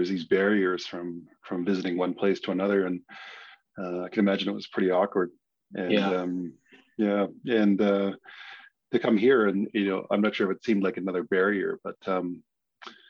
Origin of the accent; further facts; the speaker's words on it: Squamish Nation, British Columbia, Canada; I'm from the Squamish Nation